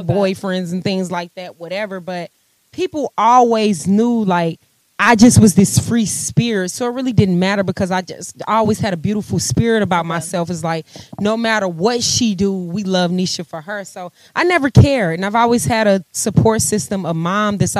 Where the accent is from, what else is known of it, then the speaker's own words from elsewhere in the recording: St. Louis, Missouri, United States; now in Atlanta, United States; St. Louis, my hometown